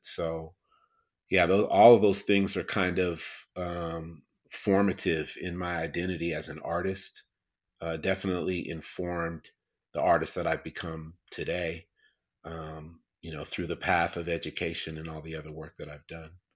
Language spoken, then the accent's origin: English; upstate New York, United States; I grew up in upstate New York, uh, about four hours outside of New York City